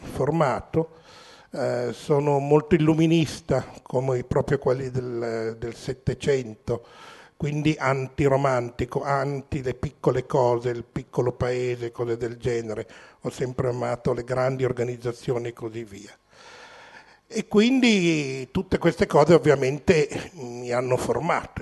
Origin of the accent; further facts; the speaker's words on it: Milan, Lombardy, Italy; nato e cresciuto a Milano